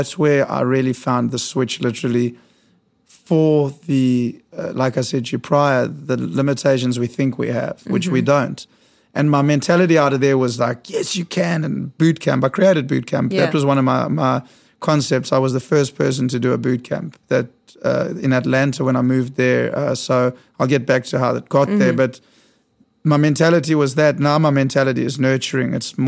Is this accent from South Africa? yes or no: yes; South Africa; moved away as an adult; now in New York, United States; I was born in South Africa.